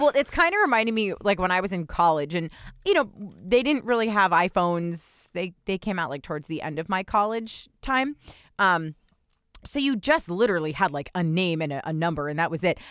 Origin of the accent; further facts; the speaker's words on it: New Jersey, United States; I'm from New Jersey